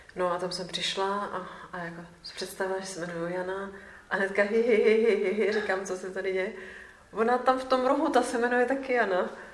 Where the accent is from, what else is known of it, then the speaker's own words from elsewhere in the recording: Czechia; jsem z České republiky